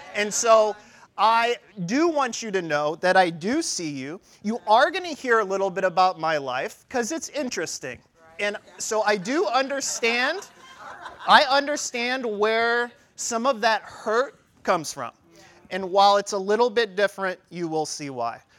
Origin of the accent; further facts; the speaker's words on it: St. Louis, Missouri, United States; I was born in St. Louis, Missouri